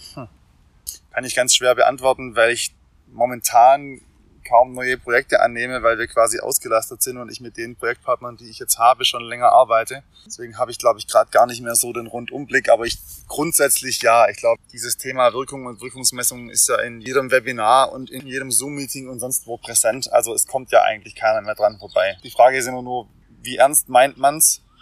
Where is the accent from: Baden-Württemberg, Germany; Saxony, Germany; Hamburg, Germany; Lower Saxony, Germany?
Baden-Württemberg, Germany; Swabia; ich bin ja Schwabe